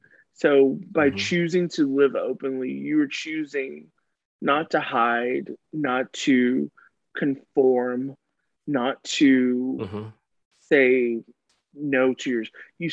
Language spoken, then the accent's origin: English; the South, United States; But we can, like I said, I'm from the South.